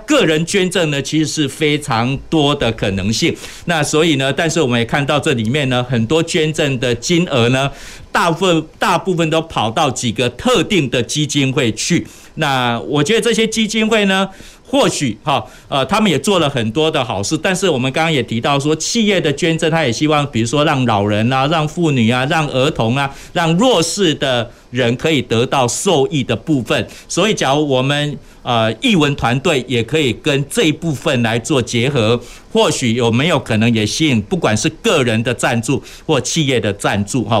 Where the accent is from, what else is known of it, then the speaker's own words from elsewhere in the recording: Taiwan; 我们台湾人非常有爱心